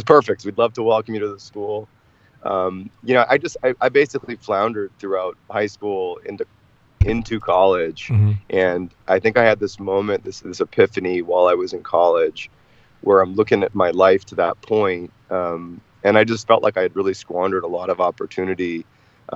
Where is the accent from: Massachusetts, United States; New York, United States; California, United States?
Massachusetts, United States; Boston; I grew up in Boston, Mass